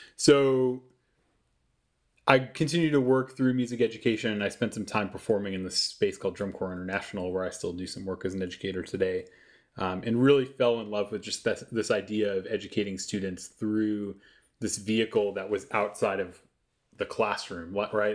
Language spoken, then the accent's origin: English; around New York, United States; I grew up around New York